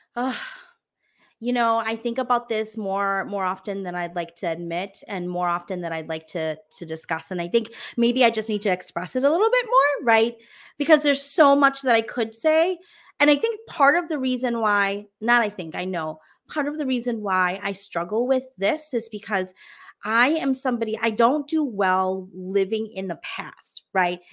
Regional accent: United States; I am Hmong American

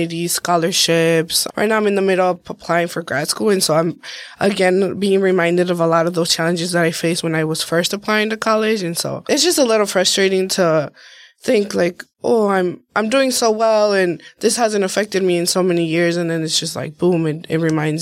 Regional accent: Milwaukee, Wisconsin, United States; also born or lived in Guadalajara, Jalisco, Mexico; I've grown up in Milwaukee, pretty much lived here my entire life, but I was born in Mexico. I was born in Guadalajara, Jalisco, and I came over here just under the age of two.

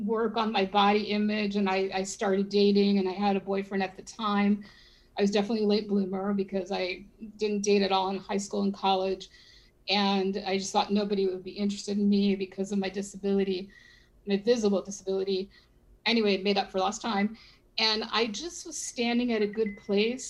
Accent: Philadelphia, Pennsylvania, United States; now in Miami, United States; I was born in Philadelphia, so we still have a lot of friends and family in there

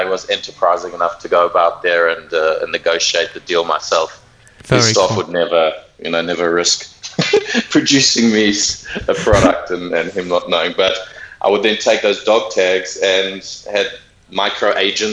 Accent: Johannesburg, Gauteng, South Africa; moved away as an adult; now in New York, United States; I'm actually South African. I moved to New York from Johannesburg 7.5 years ago

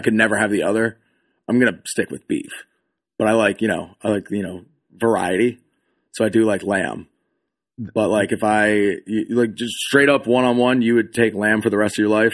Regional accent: Pennsylvania, United States; moved away; I'm originally from Pennsylvania

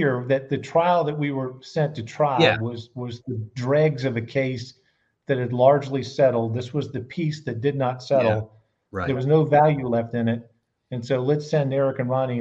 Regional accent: Charleston, South Carolina, United States; I'm very much a South Carolinian, born and raised in Charleston

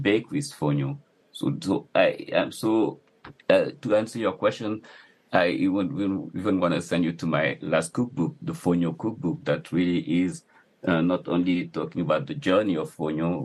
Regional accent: Dakar, Senegal; also born or lived in Casamance; I grew up in Dakar

